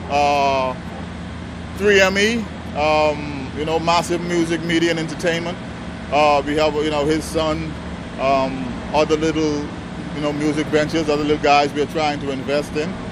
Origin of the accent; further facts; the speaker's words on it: Nassau, Bahamas; moved away; Oh, I'm from the Bahamas.